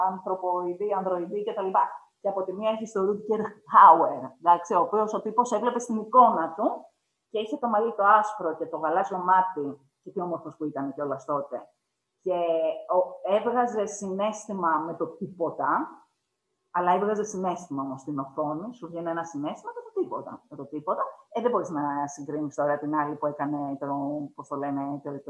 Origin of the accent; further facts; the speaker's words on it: Greece; έχω γεννηθεί στην Ελλάδα από συγκεκριμένου γονεί